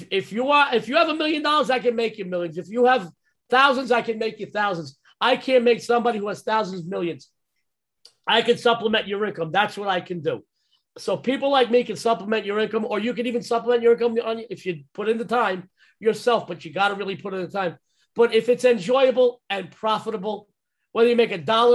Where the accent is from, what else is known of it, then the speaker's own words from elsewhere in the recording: New York, United States; now in Las Vegas, United States; I'm a New Yorker. I'm a Las Vegan, but I'm a New Yorker. You probably didn't get that from my accent